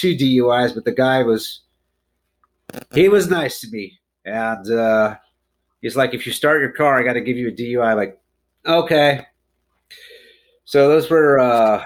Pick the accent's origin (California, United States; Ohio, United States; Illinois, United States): Ohio, United States; Youngstown; now in Atlanta, United States; Originally Youngstown, Ohio, but I live in Atlanta for the last 10 years